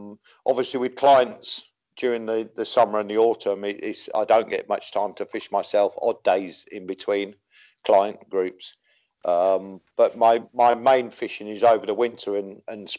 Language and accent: English; Wakefield, Yorkshire and the Humber, United Kingdom; also born or lived in Chesham, Buckinghamshire / Biggleswade; now in Caspe, Spain; my neighbour took me and used to take me to a little place in Wakefield. I'm a Yorkshireman